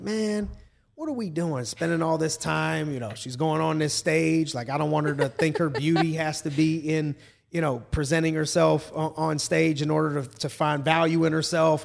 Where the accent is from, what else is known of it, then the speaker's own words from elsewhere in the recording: town near Warren, Ohio, United States; my hometown area